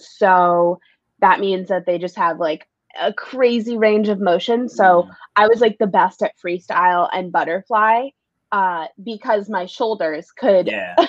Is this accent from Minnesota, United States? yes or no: no; New York City, New York, United States; also born or lived in Los Angeles, California; It's my home. Uh, born and raised here